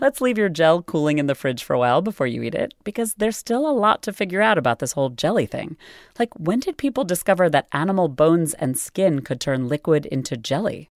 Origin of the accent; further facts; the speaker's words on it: United States; as an American